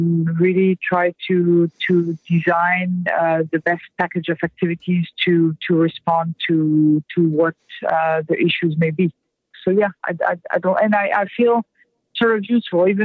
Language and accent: English; France; now in United States; I'm French to start, so I'm not an American born person